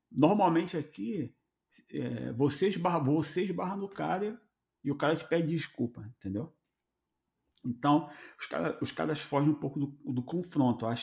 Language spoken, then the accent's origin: Portuguese; Rio de Janeiro, Brazil; Vamos falar do Rio, né? Que a gente veio do Rio, está acostumado a ter o Rio Card em, é, entregue pela empresa para ele poder trabalhar, né?